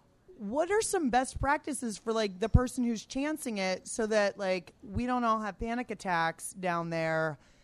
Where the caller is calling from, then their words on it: Washington, District of Columbia, United States; I was just going to say … from Truxton Circle in D.C., Ward 5.